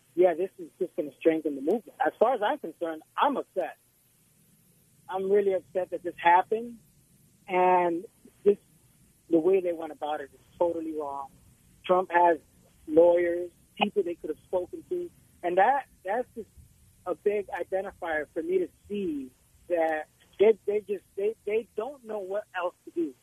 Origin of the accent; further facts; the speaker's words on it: New York City, New York, United States; also born or lived in Puerto Rico; now in Florida, United States; I was born in Puerto Rico, uh, raised in the Bronx